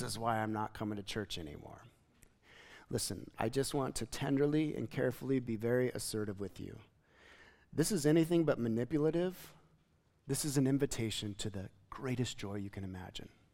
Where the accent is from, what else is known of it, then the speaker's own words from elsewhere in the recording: United States; as an American Christian